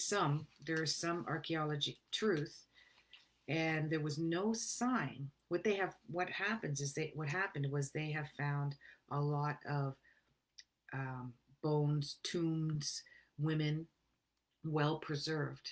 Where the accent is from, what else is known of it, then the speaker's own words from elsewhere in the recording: Canada; I'm a Canadian